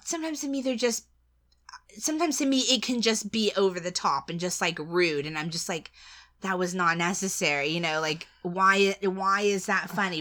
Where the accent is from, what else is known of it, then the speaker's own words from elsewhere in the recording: United States; as an American